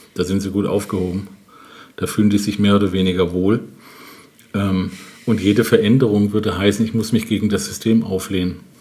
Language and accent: German; Germany; Ich bin in Bad Mannheim zur Schule gegangen, in einer Grundschule